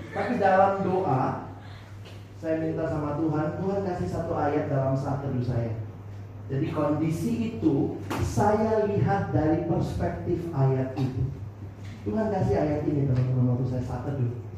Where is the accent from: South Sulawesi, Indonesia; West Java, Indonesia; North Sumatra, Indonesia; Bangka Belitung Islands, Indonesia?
South Sulawesi, Indonesia; Makassar; moved away as an adult; also born or lived in Jakarta / Depok; Saya kan anak daerah. Dari Makassar kuliah ke Jakarta